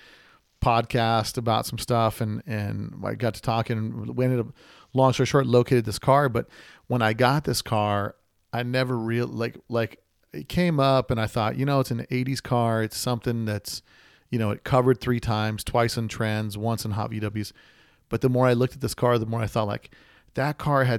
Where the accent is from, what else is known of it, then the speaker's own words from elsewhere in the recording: Las Vegas, Nevada, United States; I'm from Vegas